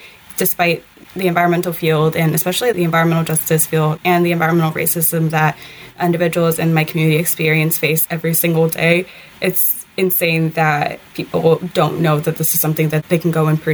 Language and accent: English; Detroit, Michigan, United States; I grew up born and raised in Detroit, the southwest side of the city